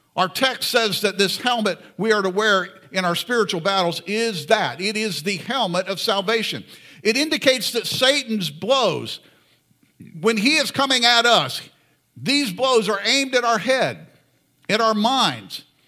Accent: Florida, United States; I grew up in Florida.

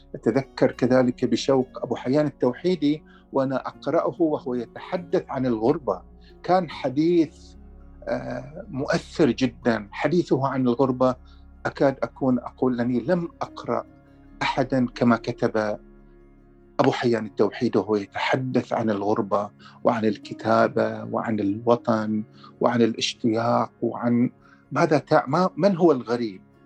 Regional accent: Al Dair, Muharraq Governorate, Bahrain; moved away as an adult; now in Canada; إلى قريتي، إلى الدير التي قضيت كل طفولتي بها

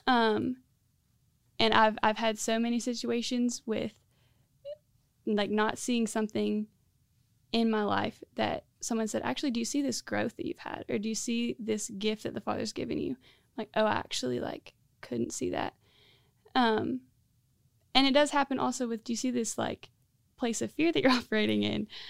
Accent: Central Florida, United States; moved away as an adult; now in Greenville, United States; I grew up in Central Florida. So, um, I moved to Greenville a year and a half ago

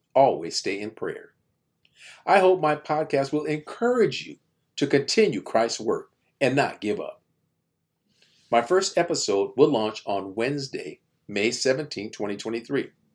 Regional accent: United States; I'm Black American

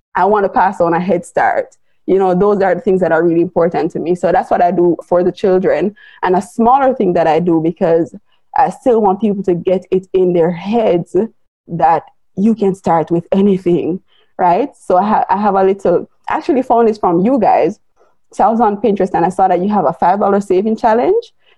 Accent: Jamaica; I am Jamaican, I live in Jamaica

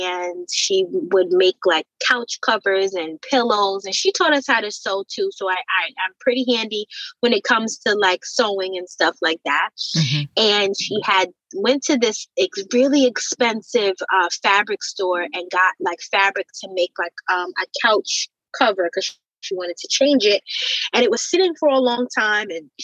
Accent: White Plains, New York, United States; I grew up in Westchester, White Plains, New York, 914 in particular

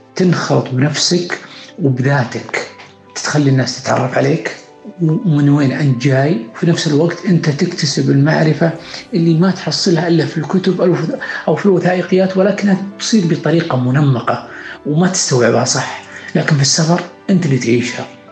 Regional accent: Saudi Arabia; نحن كشعب سعودي اللي يملك ثقافة وأخلاق وقيم ومبادئ

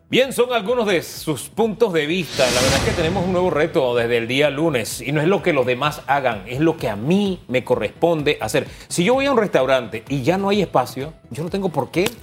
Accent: San Miguelito, Panama; Yo pasé parte de mi niñez en el Valle de San Isidro, calle E, detrás de territorio Apache, perdón, de la Boca del Lobo, muy cerca de territorio Apache, en fin. Eh, ahí me crié

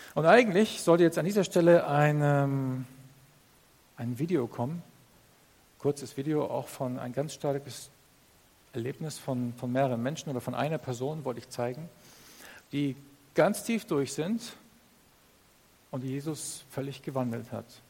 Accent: Northern Germany, Germany; Ich komme aus Norddeutschland. Ich bin aufgewachsen als Bauerssohn.

